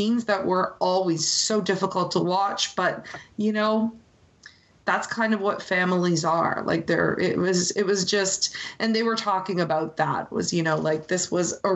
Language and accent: English; Canada; as someone who's grown up so close to the U.S. and has a lot of friends in the U.S. and in a lot of cases in Canada